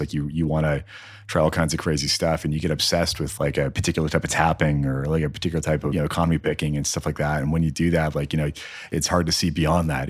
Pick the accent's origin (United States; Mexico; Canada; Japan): Canada; Newfoundland and Labrador; moved away as an adult; now in Edmonton, Canada; growing up in Newfoundland